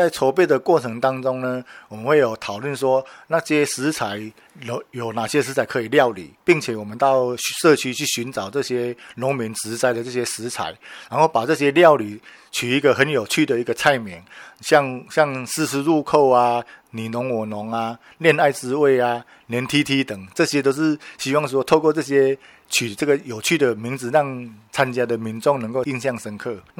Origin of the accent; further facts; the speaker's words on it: Zhushan, Nantou County, Taiwan; 那像我们竹山就是特产的竹子、茶叶，还有那个番薯，就是我们竹山的特产。